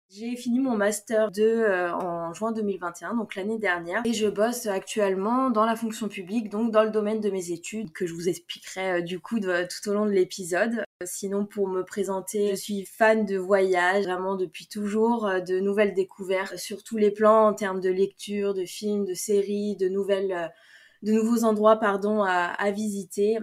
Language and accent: French; France; je viens de France